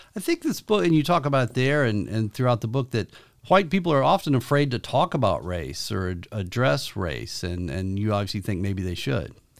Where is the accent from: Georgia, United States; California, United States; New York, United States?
Georgia, United States; rural; moved away; I grew up in rural Georgia